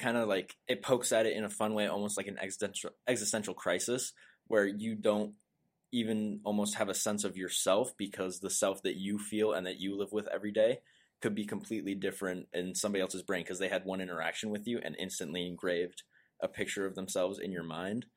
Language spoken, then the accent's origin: English; River Falls, Wisconsin, United States; also born or lived in Prescott; we grew up in River Falls at first before moving to Prescott